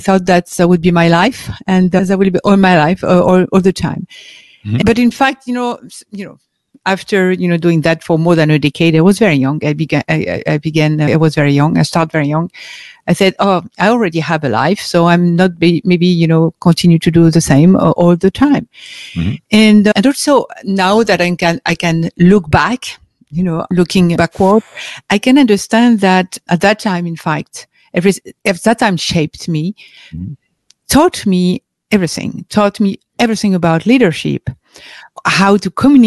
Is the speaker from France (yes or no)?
yes; France; English is a second language; I was born and raised in France